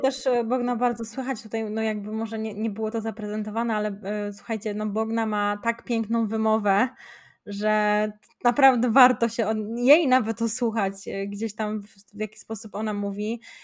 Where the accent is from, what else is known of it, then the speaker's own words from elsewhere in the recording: Szczecin, West Pomeranian Voivodeship, Poland; u nas w Szczecinie to bardziej trzeba byłoby się uczyć tego niemieckiego